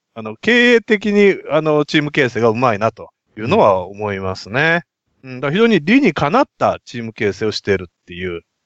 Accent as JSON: {"language": "Japanese", "town": "Nagoya", "region": "Aichi", "country": "Japan", "said": "名古屋人としては"}